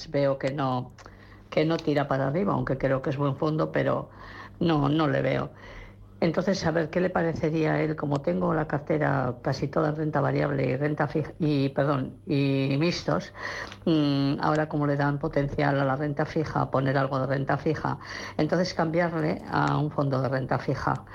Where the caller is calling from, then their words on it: Bilbao, Basque Country, Spain; de Bilbao. y quería preguntarle al señor analista de fondos.